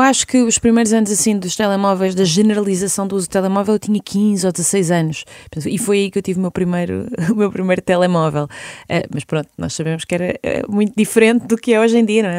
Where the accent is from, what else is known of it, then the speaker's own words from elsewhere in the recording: Lisbon, Portugal; also born or lived in Vidigueira / Serpa; Eu nasci em Lisboa, mas a minha família é alentejana